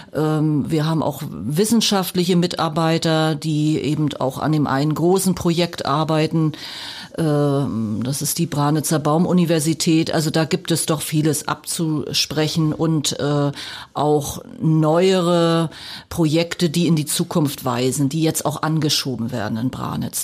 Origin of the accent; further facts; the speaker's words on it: Mecklenburg-Vorpommern, Germany; moved away as an adult; also born or lived in Weimar / Lusatia; Also als Person komme ich aus Mecklenburg-Vorpommern, da bin ja. ich auch geboren